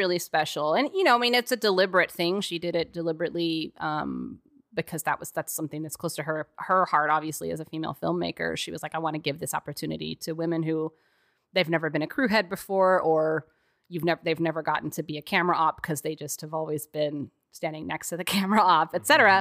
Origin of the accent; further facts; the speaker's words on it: Texas, United States; moved away; as a Texan, too, who didn't grow up in the snow